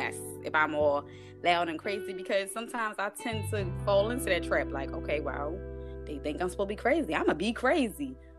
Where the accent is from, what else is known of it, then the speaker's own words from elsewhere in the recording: Bronx, New York, United States; also born or lived in East Baltimore; when I tell people that I'm from the Bronx, the first thing I get is, oh, you're crazy. Y'all are loud and crazy. And then when I tell people that I'm from East Baltimore, it's even worse.